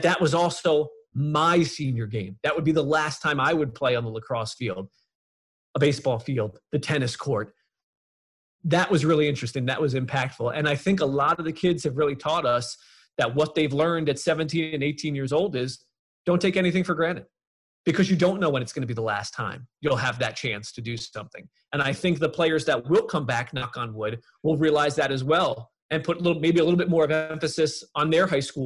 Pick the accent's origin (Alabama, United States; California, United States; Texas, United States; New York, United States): New York, United States; Long Island; When I was growing up on Long Island